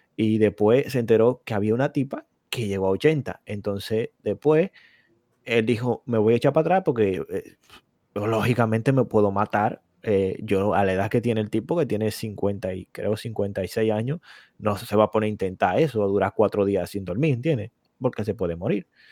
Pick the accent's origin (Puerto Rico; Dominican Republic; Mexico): Dominican Republic; moved away